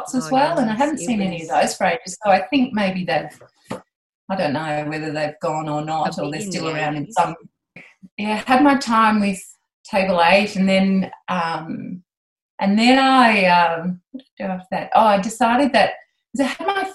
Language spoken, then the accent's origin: English; Moree, New South Wales, Australia; I grew up outside Moree